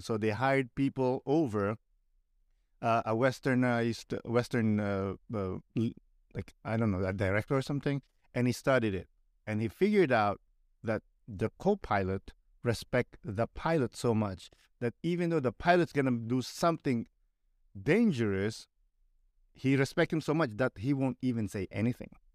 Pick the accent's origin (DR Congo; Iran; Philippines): Philippines; moved away as an adult; now in Canada; growing up in the Philippines